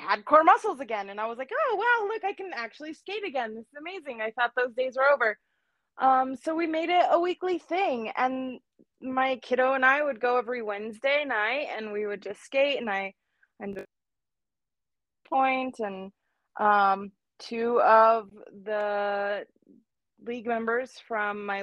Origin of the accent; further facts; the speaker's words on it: Albuquerque, New Mexico, United States; Albuquerque, born and raised